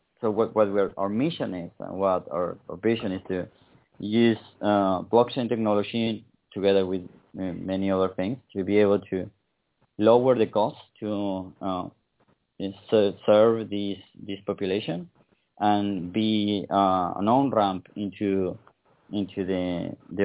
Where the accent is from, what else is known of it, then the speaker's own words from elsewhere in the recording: Patagonia, Argentina; I'm from the Patagonia. I grew up in the south of Argentina